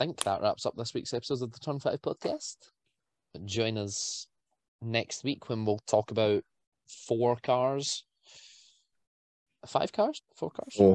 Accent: United Kingdom; we're all British.

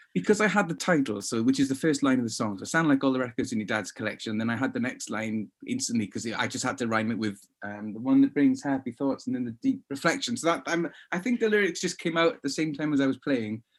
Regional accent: Swansea, Wales, United Kingdom; me growing up in Swansea

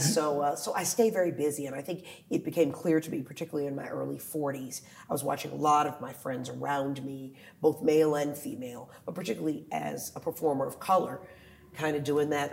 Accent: Washington, District of Columbia, United States; also born or lived in Philadelphia; my hometown of DC

